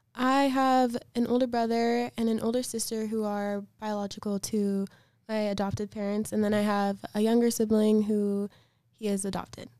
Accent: Chicago, Illinois, United States; I'm from Chicago, and I was adopted when I was two days old

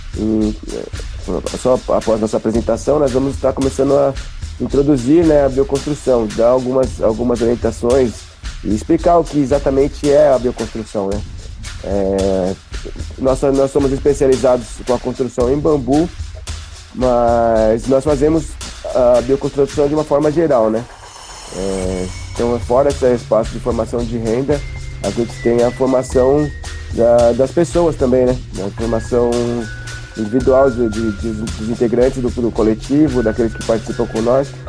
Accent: Taboão da Serra, São Paulo, Brazil; Nós somos de Taboão da Serra, na zona sul de São Paulo

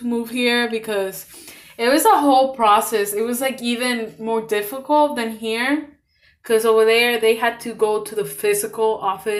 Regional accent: Puerto Rico; now in Cleveland, United States; I'm from Puerto Rico

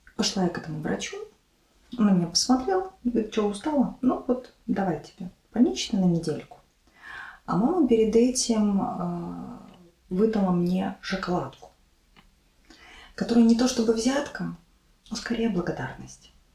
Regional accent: Mogilev, Mogilev Region, Belarus; moved away as an adult; also born or lived in Minsk, Belarus; now in Ukraine; в моем родном городе Могилеве, но, тем не менее, это было в Беларуси

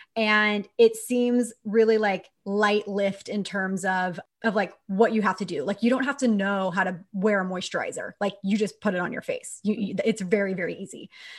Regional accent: Texas, United States; And I say this as a Texan, I grew up in Texas.

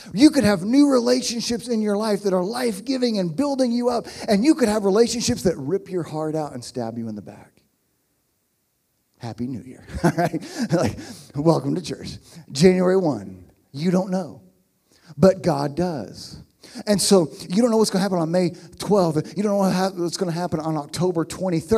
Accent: Oklahoma, United States; moved away as an adult; also born or lived in Pittsburgh, Pennsylvania; I'm from Oklahoma, although not here

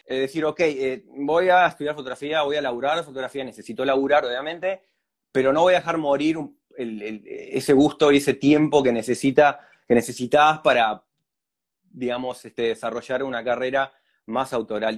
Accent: La Paloma, Rocha, Uruguay; soy de La Paloma, sí, nací en Rocha, pero viví toda la vida en La Paloma.

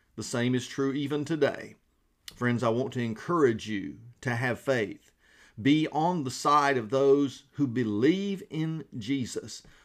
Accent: Georgia, United States; now in South Carolina, United States; we are from Georgia

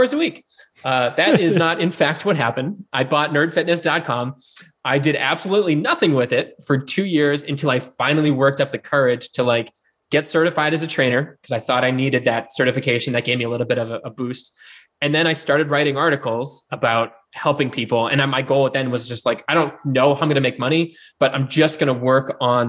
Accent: East Coast, United States; also born or lived in San Diego / Atlanta / New York City; now in Nashville, United States; I grew up on the East Coast.

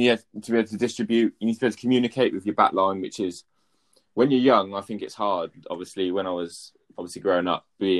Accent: Swindon, South West England, United Kingdom; I'm from Swindon as well

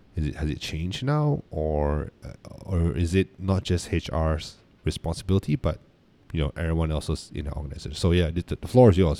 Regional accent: Malaysia; we're from Malaysia

